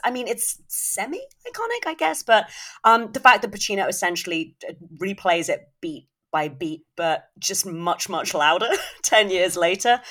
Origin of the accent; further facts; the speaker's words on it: United Kingdom; as a Brit